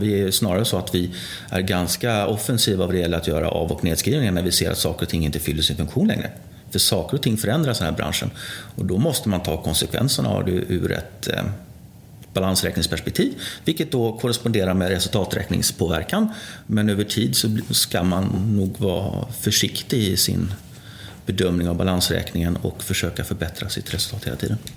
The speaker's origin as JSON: {"language": "Swedish", "town": "Gothenburg", "region": "Västra Götaland", "country": "Sweden", "tie": "born or raised there", "moved": "as an adult", "lives_now": "Gävle, Sweden", "said": "jag är uppvuxen i Göteborg, i Fiskebäck"}